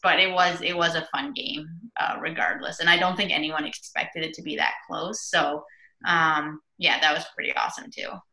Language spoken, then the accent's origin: English; Waterford, Connecticut, United States; I lived growing up in Waterford.